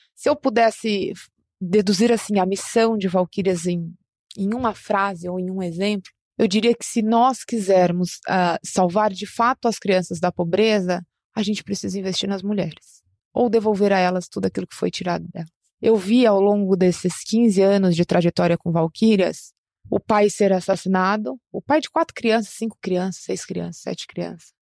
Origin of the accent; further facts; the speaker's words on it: São Paulo, Brazil; eu nasci em uma favela na zona sul de São Paulo, aqui na capital